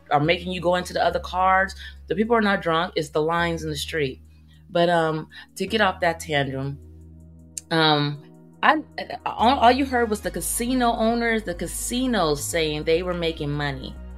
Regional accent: Oakland, California, United States; now in Las Vegas, United States; I am originally originally from Oakland, California, but um, I live in Vegas

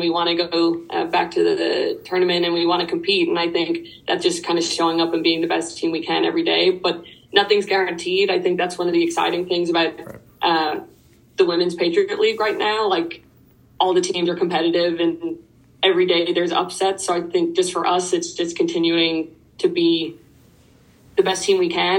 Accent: Dublin, Leinster, Ireland; moved away as an adult; now in United States; I'm from Ireland. I grew up in Dublin, which is the capital. Um, I moved to the US when I was 18

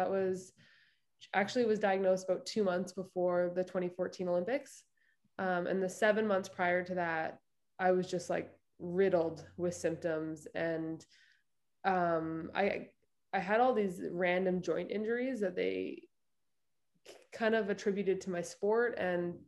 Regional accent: Alert Bay, British Columbia, Canada; also born or lived in Vancouver Island; now in Vancouver, Canada; Was born and raised in Alert Bay, BC, and grew up on Vancouver Island.

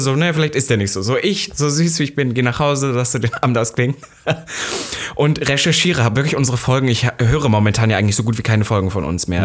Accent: East Germany, Germany; Ich bin ja Ossi

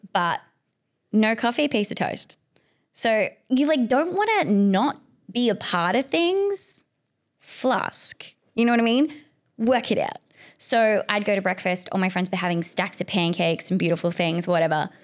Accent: South Africa; now in Perth, Australia; I'm an immigrant, so I'm from South Africa initially

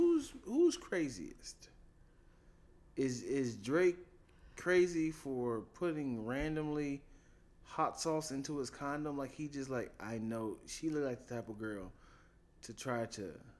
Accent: Colombia; I'm from Colombia. You know, Hispanic people can't use the V word.

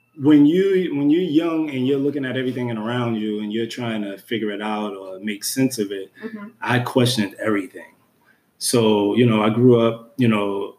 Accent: New York City, New York, United States; the environment that I was raised in Brooklyn, New York

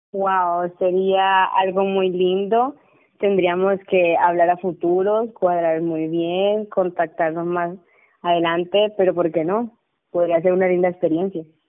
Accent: Montelíbano, Córdoba, Colombia; en el municipio donde vivo y de donde soy

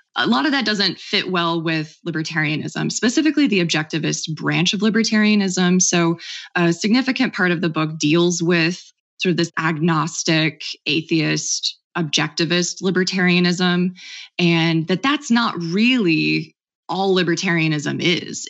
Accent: Oklahoma, United States; I grew up in Oklahoma, a very conservative state

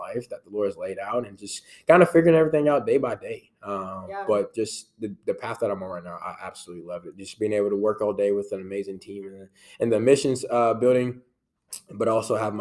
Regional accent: Shreveport, Louisiana, United States; moved away as an adult; now in Marshall, United States; from Shreveport, Louisiana. I'm born and raised on the good old 318.

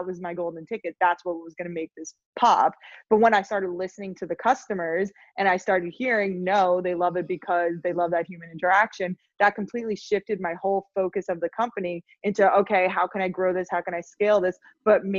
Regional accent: Long Island, New York, United States; also born or lived in Los Angeles, United States; I grew up on Long Island

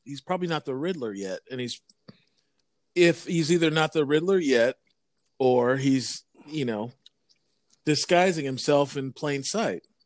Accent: Vancouver, British Columbia, Canada; growing up in Vancouver in the eighties

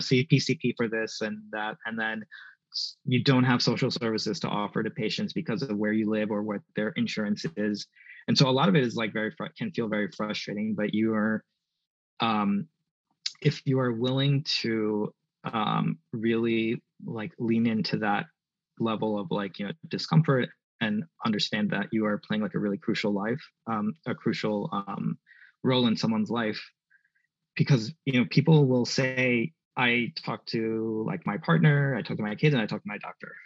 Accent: New York City, New York, United States; moved away; also born or lived in Southwestern Pennsylvania; I wanted to come back home to New York City

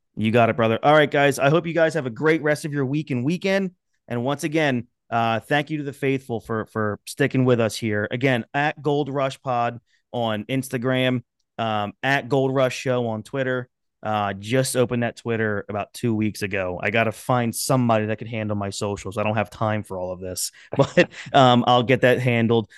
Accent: Philadelphia, Pennsylvania, United States; I grew up in the Philadelphia area

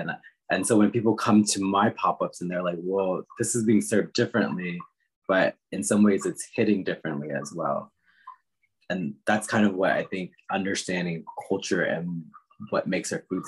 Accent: Washington, District of Columbia, United States; And I think that's because I grew up in the Washington, D.C. area.

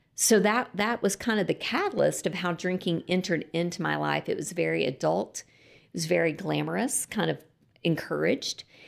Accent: Lubbock, Texas, United States; I grew up in Lubbock, Texas, and, um, I did grow up in a Christian home

